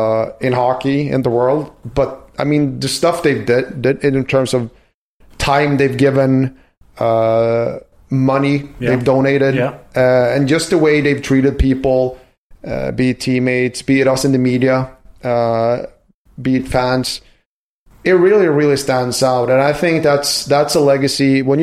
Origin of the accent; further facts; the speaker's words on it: Västernorrland County, Sweden; my hometown, it's 30,000 people, and we have Forsberg and Naslund and Hedman and the Sedins coming out of there.